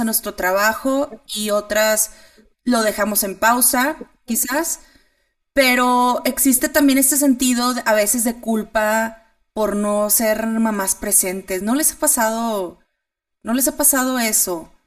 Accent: Monterrey, Nuevo León, Mexico; moved away as an adult; now in Chihuahua, Mexico; soy de Monterrey, pero me moví aquí a Chihuahua hace un año

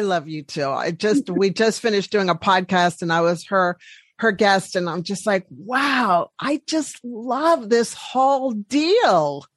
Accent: Washington, District of Columbia, United States; we're both from the East Coast and the Washington D.C. area

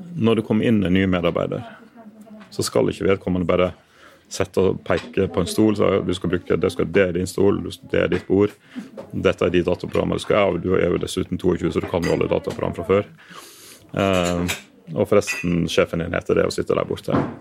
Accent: Western Norway, Norway; moved away as an adult; now in Oslo, Norway; jeg er jo vestlending, og har denne jobben her i Oslo fram til etter valget.

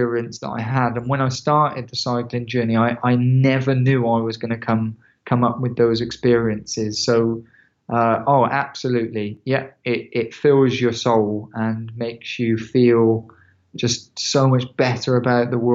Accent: England, United Kingdom; I'm from England.

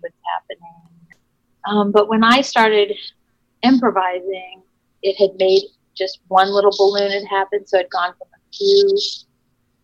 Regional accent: Nebraska, Omaha, then Iowa City, Iowa, Midwest, United States; moved away; also born or lived in Chicago, Illinois; I'm from Nebraska, and I grew up in Omaha and then in Iowa, in Iowa City, and then moved

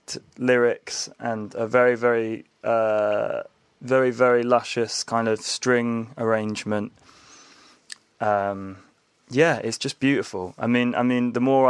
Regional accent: Hampshire Dorset border, South West England, United Kingdom; where I grew up was on the Hampshire Dorset border

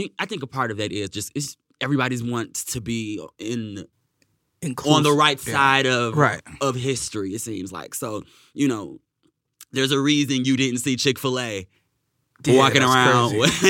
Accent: Michigan, United States

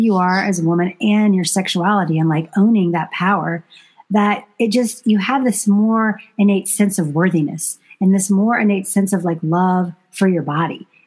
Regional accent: the South, United States; I was raised very conservatively in the South

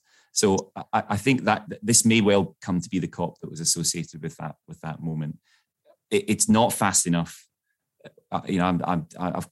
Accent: Glasgow, Scotland, United Kingdom; I grew up in Glasgow

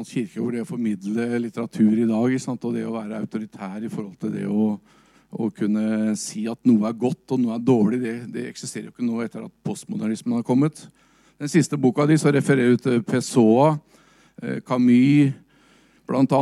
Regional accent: Larvik, Vestfold, Norway; Jeg er fra Larvik

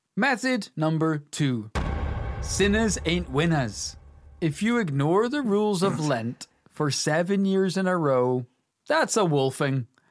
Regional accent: Northern Ireland, United Kingdom; we're here from Northern Ireland. You know, this is a rural country

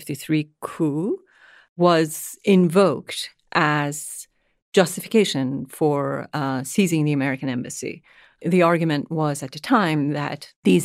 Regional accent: Iran; As someone who was born and raised in Iran during the tumultuous years of the Iranian Revolution and its aftermath.

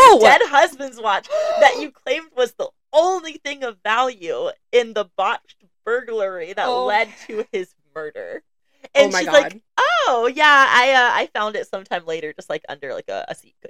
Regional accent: Florida, United States; I'm from Florida.

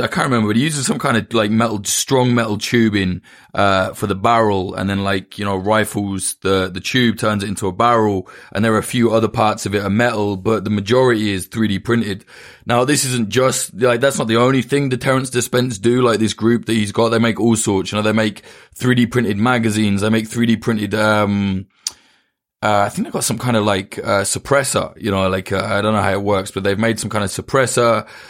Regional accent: United Kingdom; it's easy for me to say as a Brit

